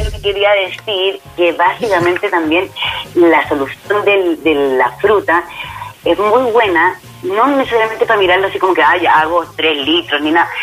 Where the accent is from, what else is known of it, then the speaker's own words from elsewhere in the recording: Basque Country, Spain; mi País Vasco